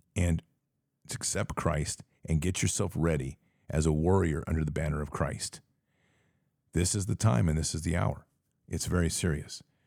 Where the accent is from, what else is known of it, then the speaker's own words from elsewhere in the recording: United States; we are American patriots